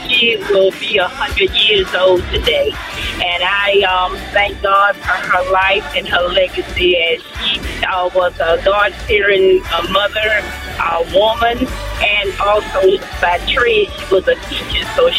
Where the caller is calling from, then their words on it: Norwich, South Carolina, United States; I'm calling from Norwich, South Carolina.